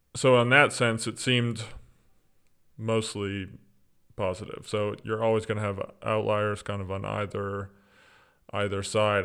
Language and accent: English; East Texas, United States; moved away as an adult; now in Orlando, United States; I grew up in East Texas, as you said, um, on the campus of a ministry